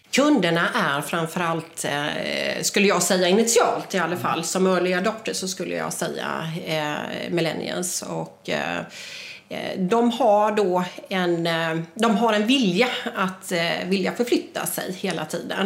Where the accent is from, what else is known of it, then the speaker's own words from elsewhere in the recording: Jönköping, Jönköping County, Sweden; jag kommer ju från Jönköping